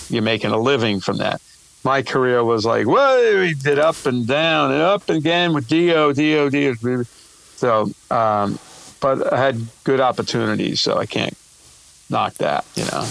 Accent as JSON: {"language": "English", "town": "New York City", "region": "New York", "country": "United States", "said": "I'm from New York and Brooklyn"}